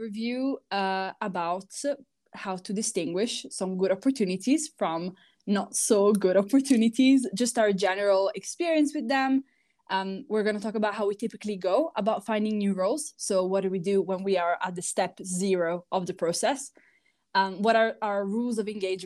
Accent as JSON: {"language": "English", "country": "Italy", "also_born_or_lived": "United Kingdom", "moved": "yes", "said": "I am actually from Italy, but I lived in the UK for quite a few years."}